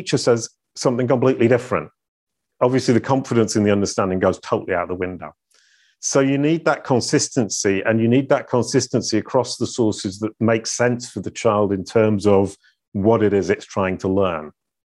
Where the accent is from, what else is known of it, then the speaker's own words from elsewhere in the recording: Denton, Yorkshire and the Humber, United Kingdom; born there; I was born in 1966 in Denton in North Yorkshire and hung out with cows and sheep